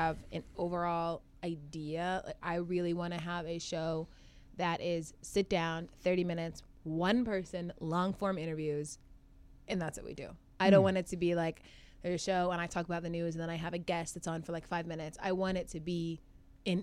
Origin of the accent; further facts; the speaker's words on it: Atlanta, Georgia, United States; moved away as an adult; also born or lived in Chicago; now in New York, United States; I'm from the suburbs of Atlanta, so you know. So I don't have that like Atlanta cuz accent